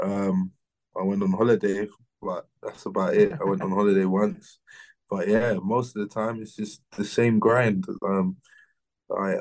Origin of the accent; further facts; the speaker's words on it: London, United Kingdom; Born and raised in London